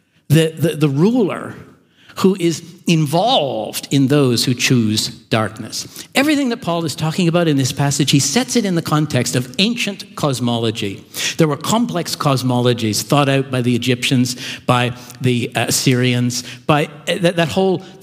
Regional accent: Canada; now in Melbourne, Australia; I grew up in Canada

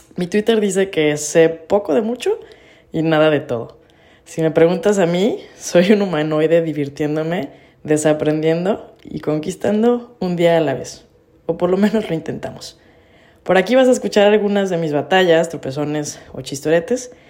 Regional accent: Jalisco, Mexico; Soy de Jalisco y presumo mi ciudad colom-, como el ombligo del universo

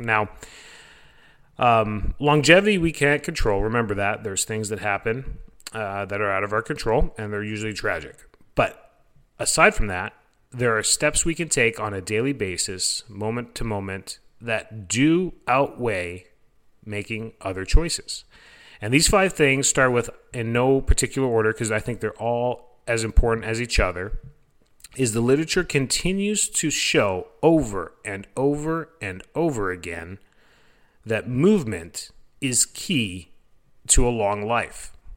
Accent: Canada; moved away as an adult; now in Florida, United States; am originally from Canada

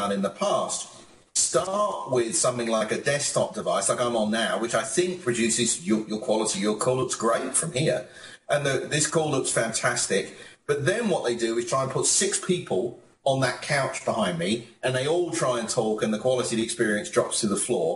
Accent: United Kingdom; moved away as an adult; also born or lived in United States; as a Brit, when I first came to America

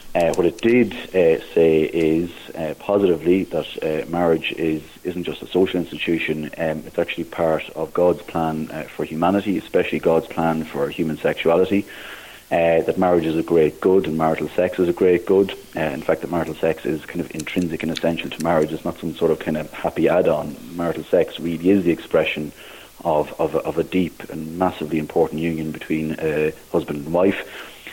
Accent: Navan, County Meath, Ireland; moved away as an adult; also born or lived in Maynooth, Kildare / Dublin / Clare; now in Thurles, Ireland; I'm originally from Navan, uh, County Meath. So I grew up there

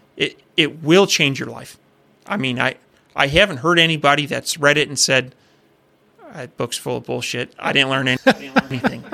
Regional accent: Iowa, United States; growing up in Iowa

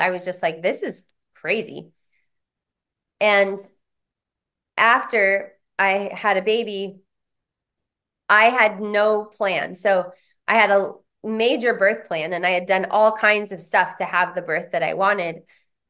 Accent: San Diego, California, United States; also born or lived in Boulder, Colorado; because I come from San Diego, Boulder, Colorado, the bastions of human potential movement

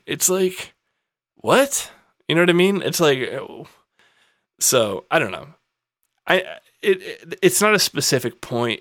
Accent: United States; in this country as an American

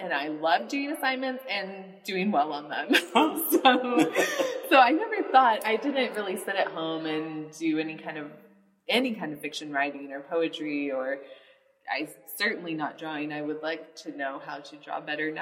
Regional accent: United States; as an American

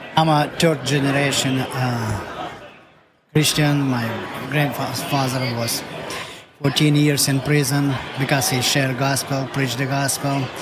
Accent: Mariupol, Donetsk Oblast, Ukraine; English is a second language; moved away as an adult; now in United States; I'm from Ukraine, from Mariupol, and I was there. Come here, 1995

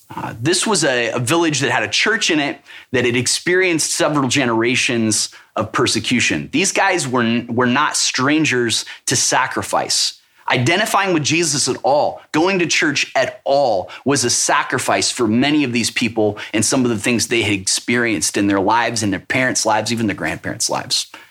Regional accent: Missouri, United States; I'm from Missouri. It's called the show me state for a reason.

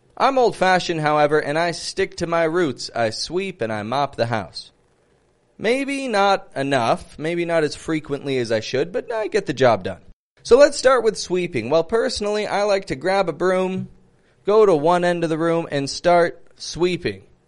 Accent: Toronto, Ontario, Canada; I'm from Toronto, Canada

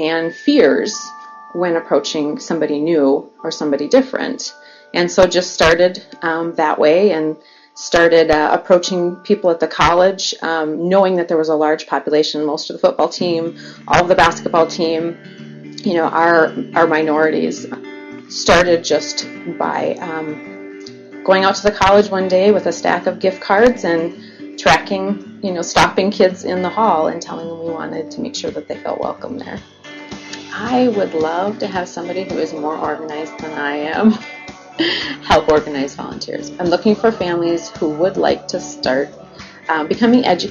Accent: Grand Rapids, Michigan, United States; both Mike and I grew up here in Grand Rapids

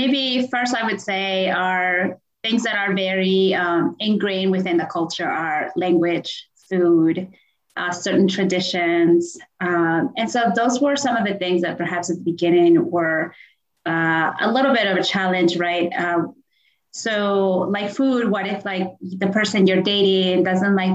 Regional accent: Peru; now in United States; I'm originally from Peru

